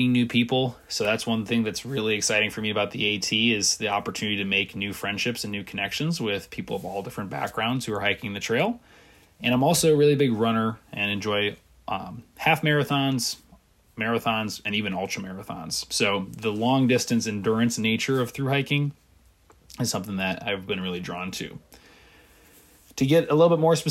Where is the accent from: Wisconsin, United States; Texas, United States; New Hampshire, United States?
Wisconsin, United States; moved away as an adult; also born or lived in Indiana; I'm originally from Wisconsin, have spent most of my life there.